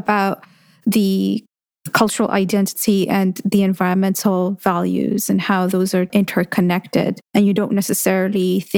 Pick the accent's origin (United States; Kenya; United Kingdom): Kenya; moved away; my experience growing up in Kenya